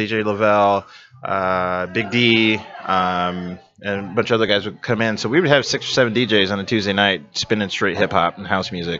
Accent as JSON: {"language": "English", "town": "Iowa City", "region": "Iowa", "country": "United States", "tie": "born or raised there", "said": "as I was growing up in Iowa City"}